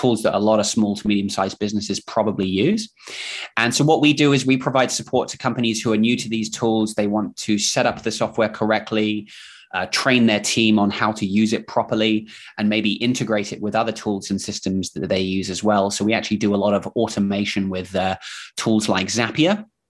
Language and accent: English; England, United Kingdom; accent: mix of English and Kiwi New Zealand accent; now in New Zealand; And I'm actually from England, from the UK, but I moved here with my family about 15 years ago. So if you're wondering what is this accent, it's sort of a mix of English slash Kiwi New Zealand accent.